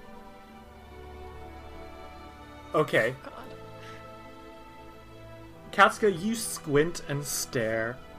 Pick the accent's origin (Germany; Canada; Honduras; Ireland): Ireland; I'm Irish